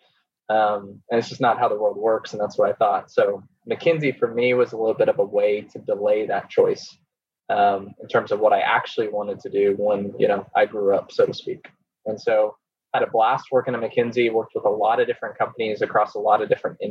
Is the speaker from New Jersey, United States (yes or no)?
no; Oklahoma, United States; moved away as an adult; also born or lived in New York City; I'm originally from Oklahoma and went to the University of Oklahoma. And so proud Sooner